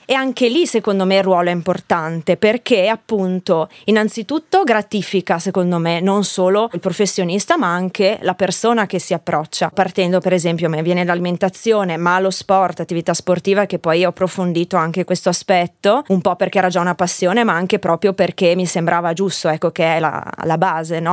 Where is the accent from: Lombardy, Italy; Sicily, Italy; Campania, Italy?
Lombardy, Italy; Bergamo; moved away as an adult; also born or lived in Liguria; io nasco in Lombardia, a Bergamo, e sono fiera delle mie origini